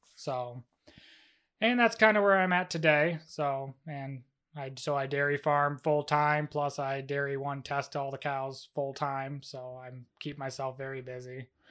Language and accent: English; Moravia, New York, United States; I am from Moravia, New York. I was born and raised here